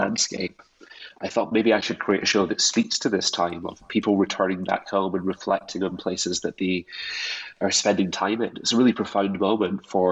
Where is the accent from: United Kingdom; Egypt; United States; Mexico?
United Kingdom; Scotland; growing up in Scotland, a place where myth and mystery is so much of its identity. And I grew up in those landscapes